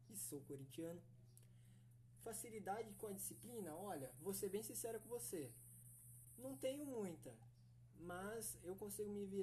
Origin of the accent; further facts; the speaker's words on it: São Paulo, Brazil; now in Panorama, Brazil; eu tenho 20 anos de idade, sou da cidade de Panorama, né? Mas eu nasci em São Paulo.